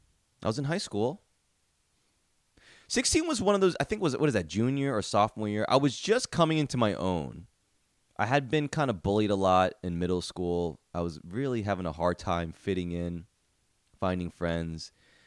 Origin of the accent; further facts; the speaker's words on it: San Diego, California, United States; I grew up in San Diego, and although the Chargers left for LA, I low-key still want the best for them.